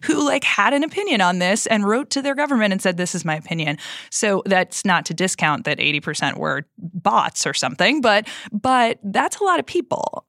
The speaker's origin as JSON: {"language": "English", "region": "Minnesota", "country": "United States", "said": "I am from Minnesota"}